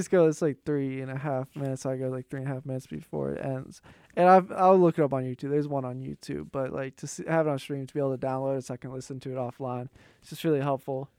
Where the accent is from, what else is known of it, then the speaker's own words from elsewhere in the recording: Pittsburgh, Pennsylvania, United States; accent: Yinzer; I'm from Pittsburgh.